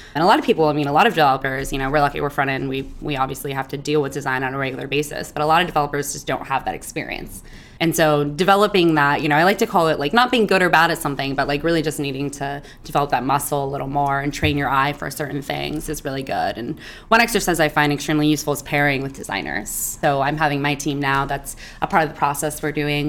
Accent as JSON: {"language": "English", "town": "Hayward", "region": "California", "country": "United States", "tie": "born or raised there", "also_born_or_lived": "Oakland, California", "said": "I'm from Hayward, California, Oakland, Oakland Hayward raised."}